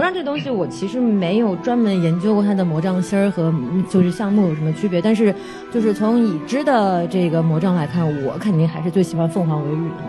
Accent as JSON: {"language": "Chinese", "town": "Zhumadian", "region": "Henan", "country": "China", "said": "我是河南人"}